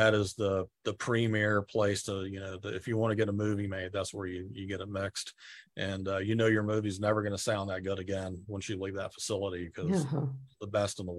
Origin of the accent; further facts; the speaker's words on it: Marietta, Georgia, United States; moved away as an adult; also born or lived in Spain / Lilburn, Georgia / San Rafael, California; now in Southern California, United States; I grew up in Marietta. First, I was born in Spain, believe it or not.